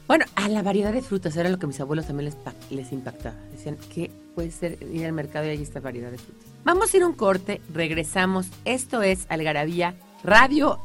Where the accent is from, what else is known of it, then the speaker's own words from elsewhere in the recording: Mexico City, Mexico; Nací en la Ciudad de México, de padres inmigrantes, pero yo nací en la Ciudad de México, me siento parte de ella